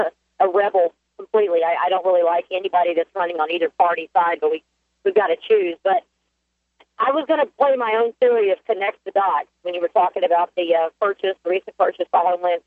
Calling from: South Carolina, United States; I'm calling from South Carolina

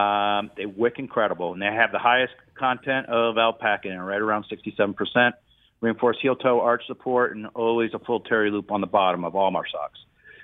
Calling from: Springfield, Kentucky, United States; Springfield, Kentucky.

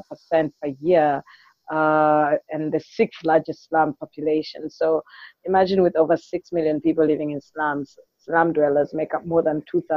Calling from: Dar es Salaam, Tanzania; And I'm podcasting from Dar es Salaam.

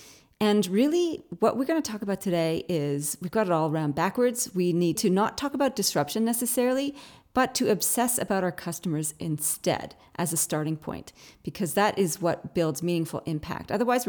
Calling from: Australia; So living on the other side of the pond, I'm dialing in from Australia.

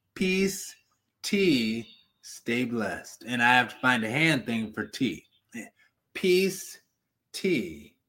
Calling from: Cleveland, Ohio, United States; I'm calling in from Cleveland, Ohio

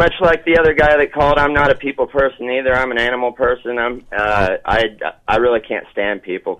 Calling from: Osceola, Iowa, United States; Calling from Osceola.

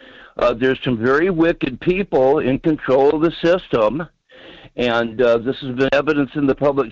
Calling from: Alaska, United States; calling from the interior.

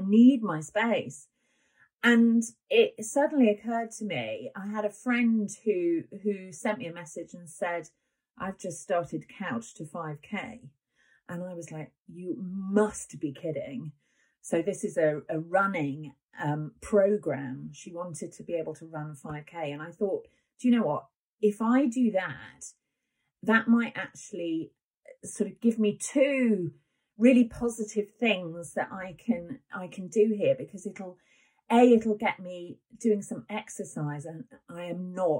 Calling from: Wales, United Kingdom; I'm calling in from Wales.

